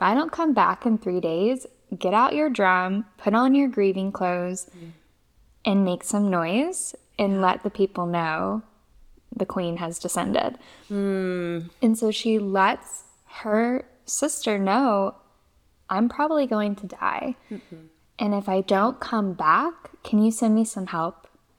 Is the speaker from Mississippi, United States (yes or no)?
yes; Mississippi, United States; also born or lived in Louisiana / Florida; No, I'm from Mississippi, Louisiana, and Florida.